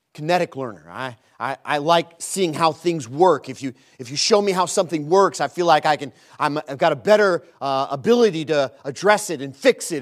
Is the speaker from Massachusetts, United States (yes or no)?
no; Chicago, Illinois, United States; moved away as an adult; now in Lattimore, United States; We're from Chicago